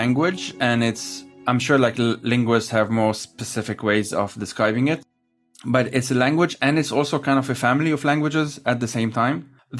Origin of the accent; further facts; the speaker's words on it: France; born there; I was born in France, but I'm not a citizen.